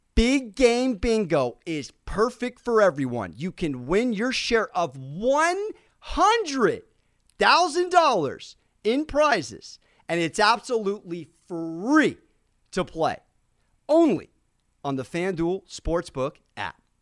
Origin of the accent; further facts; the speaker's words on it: San Diego, California, United States; I grew up in San Diego, California